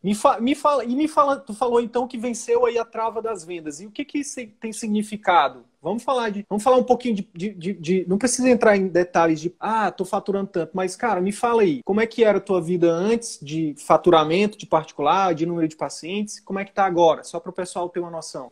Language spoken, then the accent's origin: Portuguese; Northeast Region, Brazil; eu sou nordestino